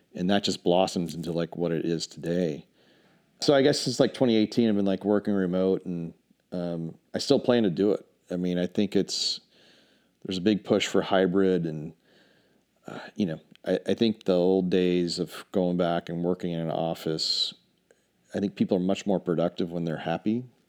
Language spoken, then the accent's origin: English; Charlotte, North Carolina, United States; moved away as an adult; also born or lived in New York City / Dallas; now in Asheville, United States; I'm originally from Charlotte.